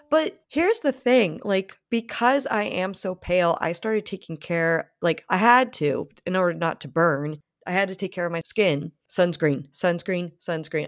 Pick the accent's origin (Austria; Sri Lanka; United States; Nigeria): United States; Rhode Island; I grew up in Rhode Island, which is a very beach kind of place